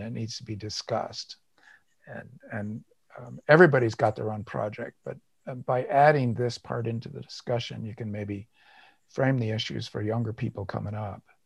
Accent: United States; I'm white, I'm American, I'm male

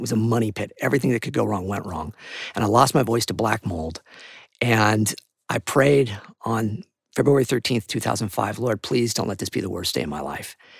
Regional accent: Santa Barbara, California, United States; I moved back home to Santa Barbara, which is where I was born and raised

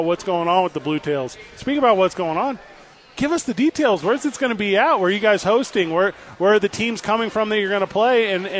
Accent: Albuquerque, New Mexico, United States; my hometown, Albuquerque

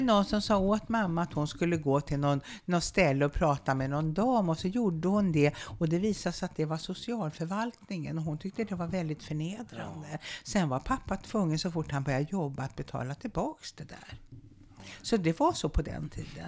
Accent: Uppsala, Uppsala County, Sweden; nu sitter ju vi här på Luthagsesplanaden. Ja. Och bara, bara ungefär 50 meter härifrån ja. stod det ett gammalt vitt trähus med en fiskaffär på gaveln. Och på bottenvåningen, i ett stort rum och kök, där bodde vi och där föddes jag

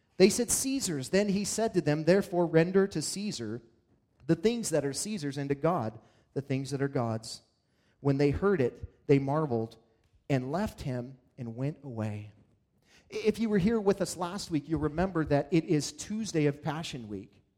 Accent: Montana, United States; as a kid in, growing up in Montana

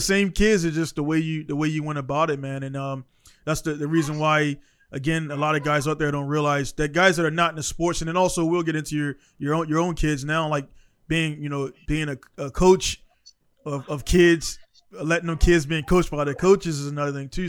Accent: Baltimore, Maryland, United States; moved away as an adult; also born or lived in Iraq; now in Japan; I was born in East Coast, East, not East Coast, East Baltimore

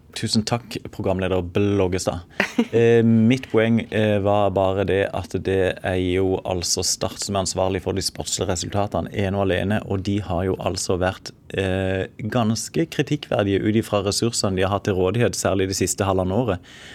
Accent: Sørlandet, Agder, Norway; jeg selv som sørlending

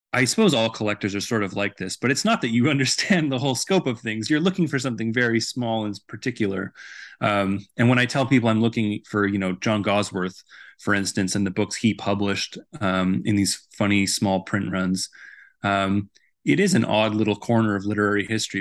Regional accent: Vancouver, British Columbia, Canada; moved away as an adult; now in Edmonton, Canada; I'm originally from Vancouver, so I didn't grow up here or attend school here, but I've lived here pretty much my entire adult life.

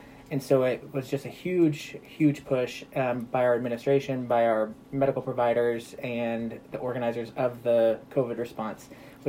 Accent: Lebanon, Missouri, United States; I grew up in Missouri, from Lebanon, went to undergrad in Springfield, did cell and molecular biology as my undergraduate degree at Missouri State, went to Mizzou for medical school, Kansas City for residency. So, I mean, I've been in Missouri my entire life.

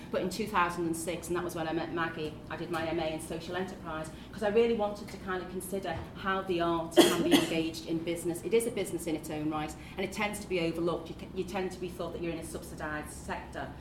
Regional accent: Liverpool, North West England, United Kingdom; accent: Scouse; as you can hear from the accent, yes, I am a Scouser, and my journey from child to now has really mostly been here in Liverpool

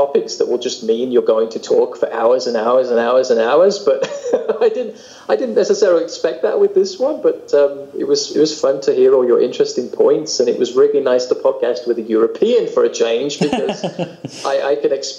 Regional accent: United Kingdom; accent: British; Obviously, I still sound incredibly British to most people.

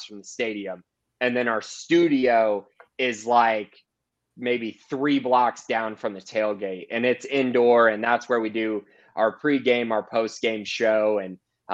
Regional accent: Indianapolis, Indiana, United States; moved away; I'm from Indianapolis

